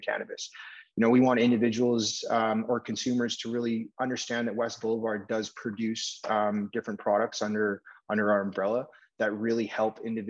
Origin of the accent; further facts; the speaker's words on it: Vancouver, British Columbia, Canada; I'm born and raised in Vancouver